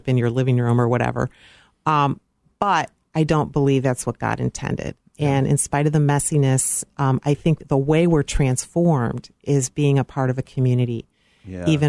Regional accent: Park Ridge, Illinois, United States; I grew up in Park Ridge, Illinois

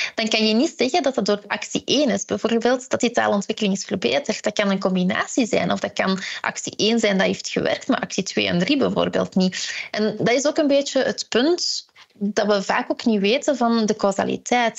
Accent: Ghent area, Flanders, Belgium; ik ben zelf van het Gentse

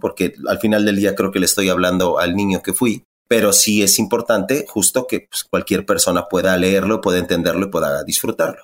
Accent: Ecatepec, State of Mexico, Mexico; me crié en Ecatepec, en Ecatepec, yo estudié en la UNAM

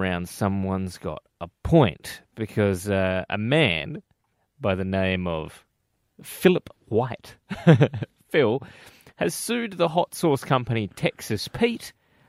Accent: Australia

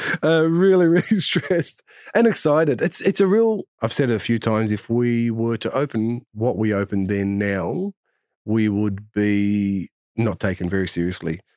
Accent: Australia; growing up in Australia

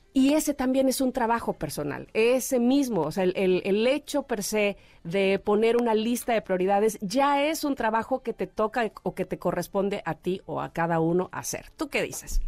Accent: Veracruz, Mexico; moved away as an adult; also born or lived in Mexico City

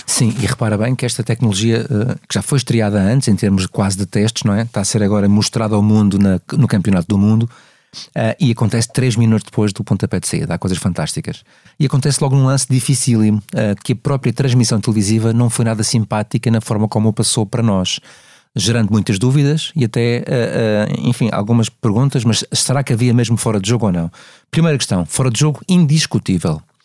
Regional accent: Madeira, Portugal; moved away; esta viagem à Madeira, curiosamente a minha terra natal que eu adoro

